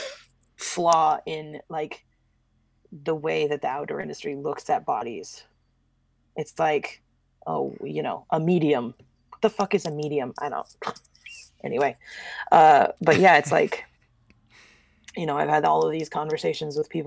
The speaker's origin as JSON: {"language": "English", "area": "the Northwest", "region": "Pacific Northwest", "country": "United States", "tie": "born or raised there", "said": "I grew up in the Northwest with a, you know, middle-class family"}